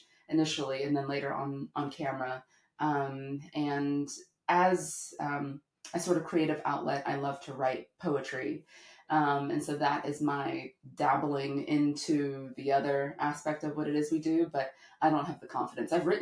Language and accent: English; the South, United States; I'm from the South